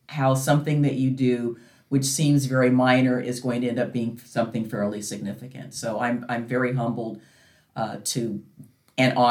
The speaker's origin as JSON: {"language": "English", "town": "Oregon City", "region": "Oregon", "country": "United States", "said": "we're from Oregon City"}